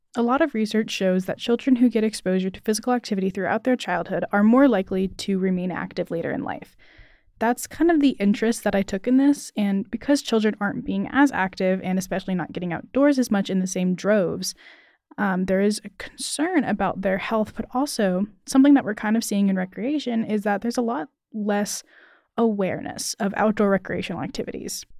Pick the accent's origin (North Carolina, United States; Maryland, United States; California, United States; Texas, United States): North Carolina, United States; Cary; I am from Cary